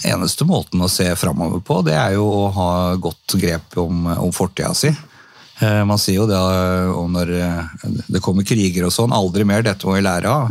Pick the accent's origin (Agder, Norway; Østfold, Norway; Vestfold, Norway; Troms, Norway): Vestfold, Norway; Tønsberg; jeg er født og oppvokst i, i Tønsberg